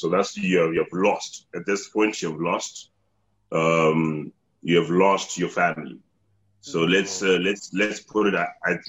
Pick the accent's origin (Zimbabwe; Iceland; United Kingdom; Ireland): Zimbabwe; we are all from Zimbabwe.